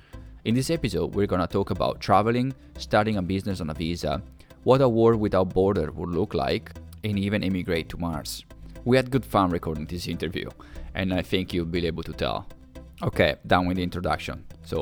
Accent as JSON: {"language": "English", "country": "Italy", "also_born_or_lived": "New Zealand", "second_language": "English", "moved": "as an adult", "lives_now": "Vancouver, Canada", "said": "before we start this episode, I'd like to give you a little bit of a context. I'm from Italy, and I decided to move to New Zealand when I was 27."}